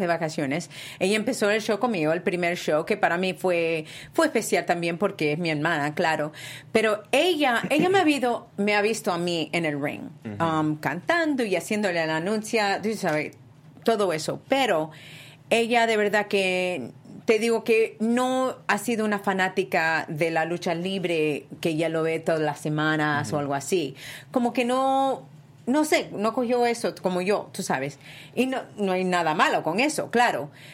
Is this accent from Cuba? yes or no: no; Spain; moved away; Yo me crié en España y soy boricua también de mi padre de Puerto Rico